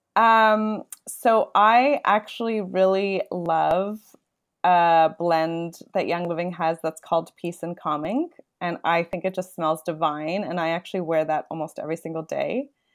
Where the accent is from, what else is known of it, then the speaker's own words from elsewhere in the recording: Toronto, Ontario, Canada; I am born and raised in Toronto